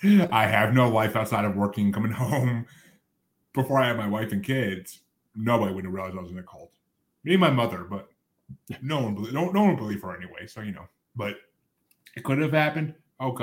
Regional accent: United States; moved away; also born or lived in New York / Massachusetts; I grew up in New York and then Massachusetts

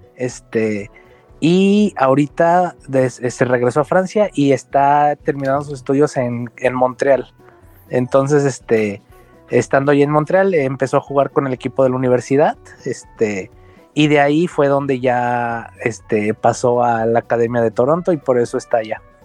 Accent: Guanajuato, Mexico; now in Guadalajara, Mexico; de Guanajuato, de donde yo soy originalmente

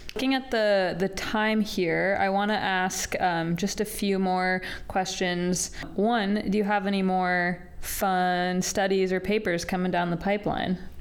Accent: Colorado, United States; moved away as an adult; I grew up in Colorado for the first 18 years of my life

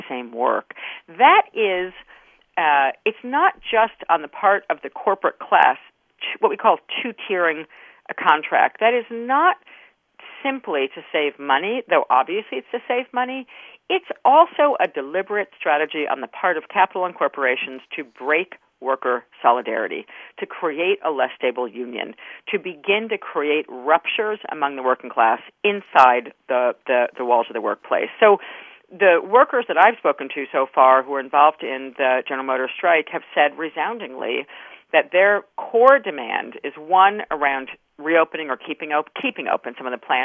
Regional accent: New York, United States; I grew up in New York State, but on the border of New Jersey

